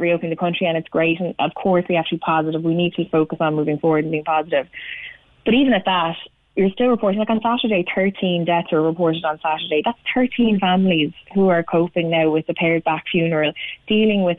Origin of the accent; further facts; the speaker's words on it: Cork, Munster, Ireland; moved away; I was born in Cork